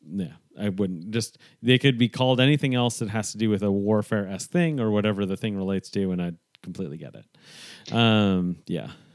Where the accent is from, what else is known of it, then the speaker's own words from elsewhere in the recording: New York, United States; growing up in New York